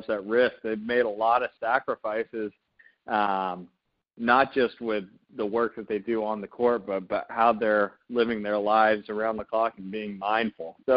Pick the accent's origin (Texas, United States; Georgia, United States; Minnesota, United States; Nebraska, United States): Georgia, United States; I'm an in-state guy. I grew up in Georgia.